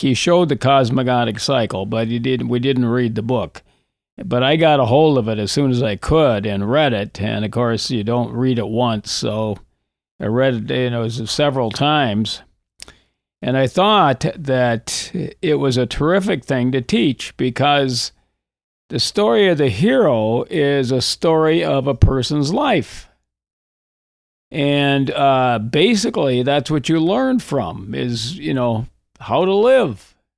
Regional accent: Coleraine, Minnesota, United States; also born or lived in Hibbing, Minnesota; I grew up on the Iron Range in northern Minnesota. I was born in Hibbing

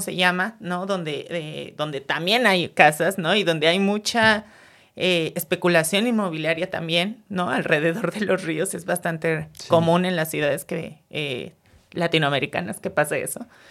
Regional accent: Mexico City, Mexico

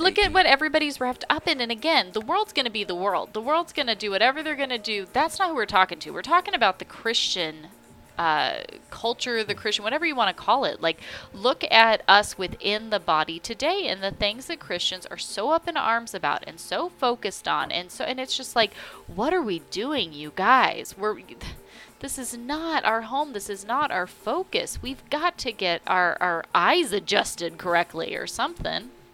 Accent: California, United States; now in North Carolina, United States; growing up in California

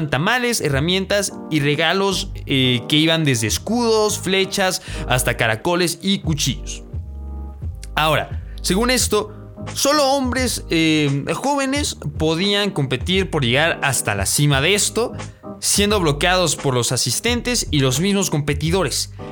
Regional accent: Mexico; aprender alguna lengua originaria, una lengua que haya nacido en mi bello México debería de, debería de. Como mexicanos, deberíamos de.

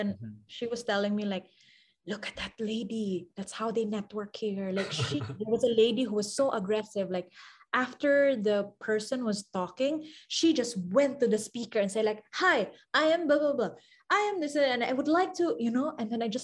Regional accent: Philippines; from the Philippines

